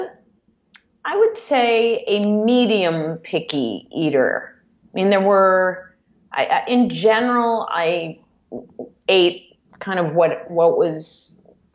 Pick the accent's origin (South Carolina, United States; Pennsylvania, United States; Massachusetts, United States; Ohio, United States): Ohio, United States; Cleveland; I grew up in a suburb of Cleveland